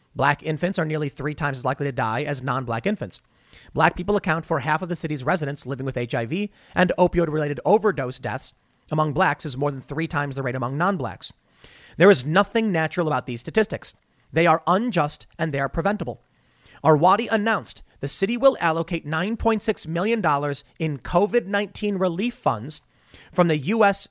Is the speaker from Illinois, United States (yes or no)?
yes; Chicago, Illinois, United States; I grew up in Chicago.